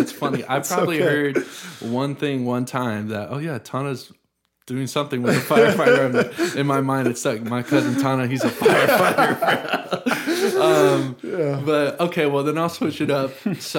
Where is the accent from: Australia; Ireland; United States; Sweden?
United States; the South; sometimes I'm glad that I grew up in the South, but I also think that I probably don't appreciate the people here as much as maybe someone like you does